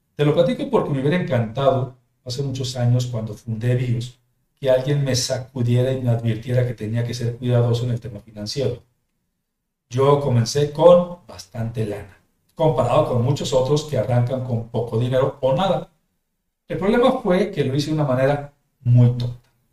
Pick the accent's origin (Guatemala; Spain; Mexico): Mexico; also born or lived in Jalisco; de manera nacional en mi país